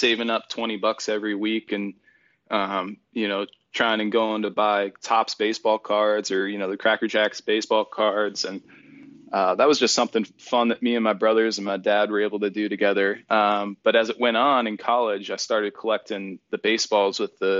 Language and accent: English; Erie, Pennsylvania, United States; moved away; also born or lived in California; my hometown of Erie, Pennsylvania